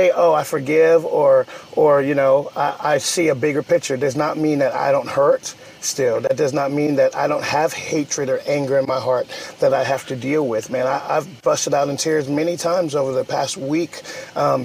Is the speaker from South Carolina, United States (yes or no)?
yes; Charleston, South Carolina, United States; We're from Charleston, South Carolina